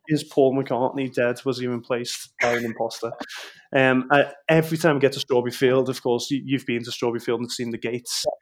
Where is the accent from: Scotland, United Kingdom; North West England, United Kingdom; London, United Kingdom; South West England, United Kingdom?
North West England, United Kingdom; Liverpool; accent: Scouse; I was born in Walton, so county roads, a very working class sort